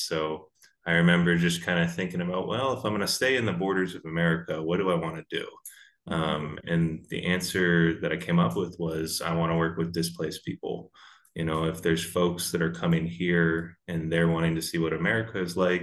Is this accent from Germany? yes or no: no; Charleston, South Carolina, United States; moved away as an adult; now in Iowa, United States; I'm originally from Charleston, South Carolina